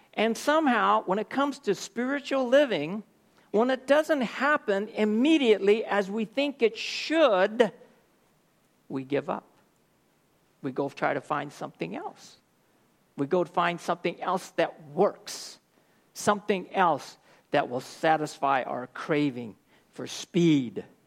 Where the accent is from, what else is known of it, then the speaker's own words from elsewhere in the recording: Oakland, California, United States; I'm from Oakland, California